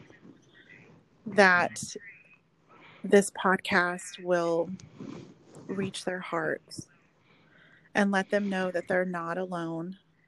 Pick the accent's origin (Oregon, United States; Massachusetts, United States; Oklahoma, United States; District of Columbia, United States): Oklahoma, United States; moved away as an adult; now in Texas, United States